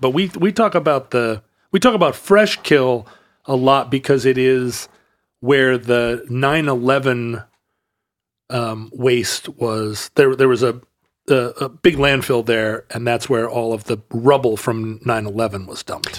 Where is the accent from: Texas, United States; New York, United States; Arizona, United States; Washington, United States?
Washington, United States; Kingston; growing up in Puget Sound as a kid, uh, we lived over in Kingston, Washington, when I was little